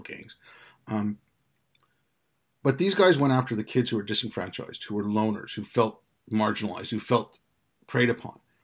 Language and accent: English; Quebec, Canada; also born or lived in India; I grew up in Canada